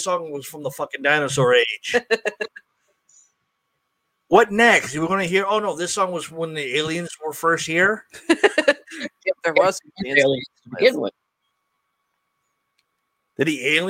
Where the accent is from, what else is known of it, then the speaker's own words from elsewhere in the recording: Springfield, Massachusetts, United States; also born or lived in Florida; I'm from Springfield, Massachusetts